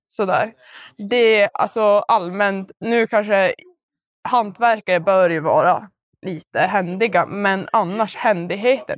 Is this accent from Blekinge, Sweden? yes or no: no; Boden, Norrbotten County, Sweden; vi är från Boden